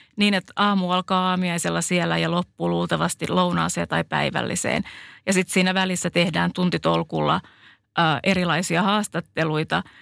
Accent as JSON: {"language": "Finnish", "country": "Finland", "accent": "Finnish", "moved": "yes"}